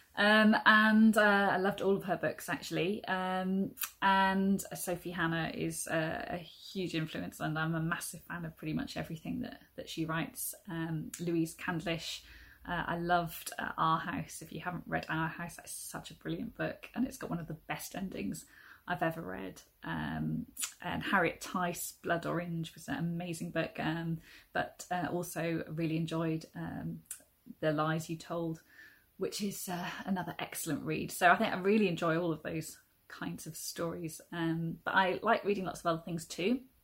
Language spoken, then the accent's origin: English; South Wales, United Kingdom; also born or lived in Lewisham, London; now in London, United Kingdom; I'm originally from South Wales and uh, it was in South Wales I first tried to write my very first book uh, aged about four, I think, with the help of my primary school teacher